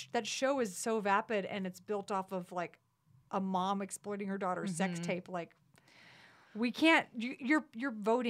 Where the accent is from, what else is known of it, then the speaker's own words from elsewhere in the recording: Texas, United States; moved away; just growing up in Texas and just, you know, being rowdy, drunk kind of place.